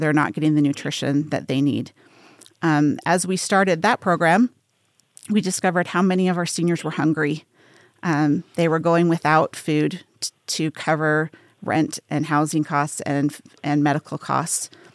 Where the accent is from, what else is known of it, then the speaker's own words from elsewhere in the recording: Salt Lake City, Utah, United States; now in Las Vegas, United States; I grew up in Salt Lake City, Utah, so I'm not super far from home, but I've lived here for thirty years.